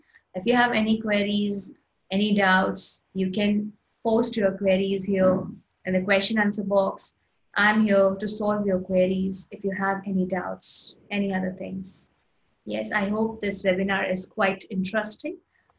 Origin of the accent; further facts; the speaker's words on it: Ahmedabad, Gujarat, India; English is a second language; like I am born and brought up in Ahmedabad. And talking about Ahmedabad is a beautiful city.